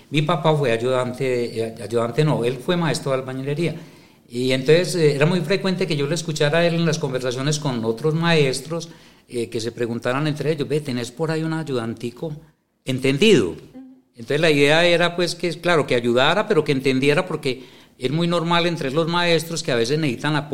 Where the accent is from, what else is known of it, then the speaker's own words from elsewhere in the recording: Medellín, Antioquia, Colombia; yo soy de Medellín.